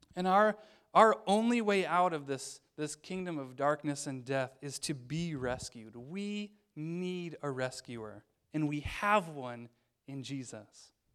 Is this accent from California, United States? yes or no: no; Illinois, United States; moved away as an adult; also born or lived in northern Wisconsin; I'm from Illinois